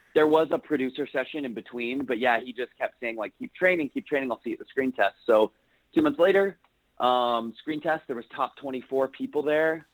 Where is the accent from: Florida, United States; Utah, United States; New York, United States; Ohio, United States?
Utah, United States; Salt Lake City; I am from Salt Lake City, Utah